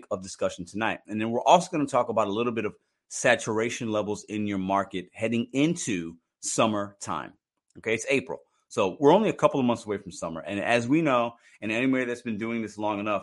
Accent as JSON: {"language": "English", "town": "Chicago", "region": "Illinois", "country": "United States", "tie": "born or raised there", "moved": "yes", "lives_now": "St. Louis, United States", "said": "I was born in Chicago, but I rep St. Louis market."}